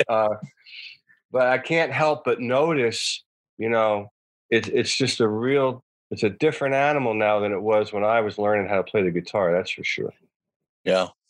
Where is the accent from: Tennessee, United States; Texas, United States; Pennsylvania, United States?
Pennsylvania, United States; outside of Philadelphia; I grew up outside of Philadelphia